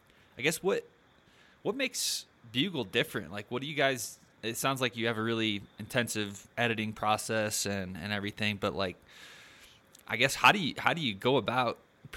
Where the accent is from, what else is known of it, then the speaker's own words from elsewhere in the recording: Michigan, United States; now in Colorado, United States; I grew up in Michigan, and when I moved to Colorado in 2015